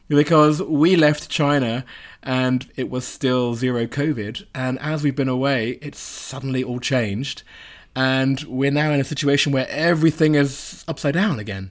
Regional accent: United Kingdom; me as a Brit

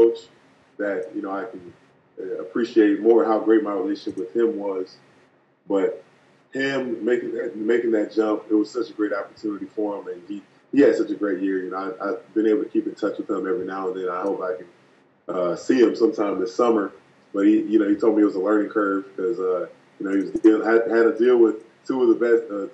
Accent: Jacksonville, Florida, United States; born and raised in Jacksonville.

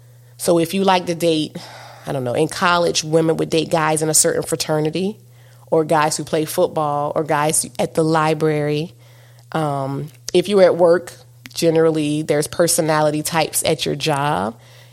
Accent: Southern United States, United States; You know, because I'm a Southerner. How you doing?

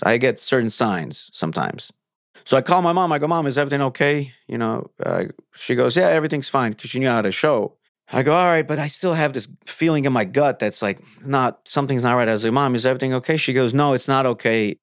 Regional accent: Ukraine; also born or lived in Soviet Union; now in Los Angeles, United States; I'm from Ukraine

